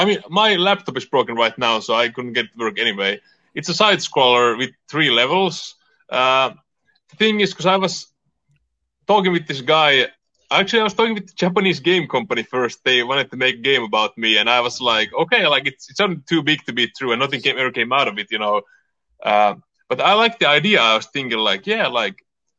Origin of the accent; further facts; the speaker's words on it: Finland; also born or lived in California; now in Portland, United States; I'm from Finland